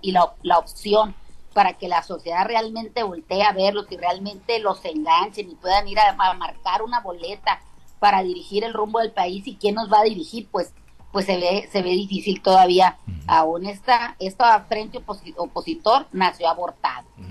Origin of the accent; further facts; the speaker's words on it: Caimanero, Sinaloa, Mexico; en mi pueblo, hay un Caimanero